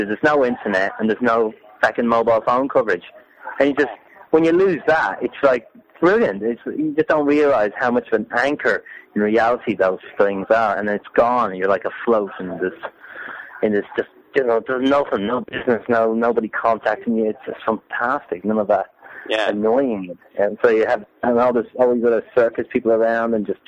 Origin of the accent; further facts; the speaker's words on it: Ireland; I'm Irish.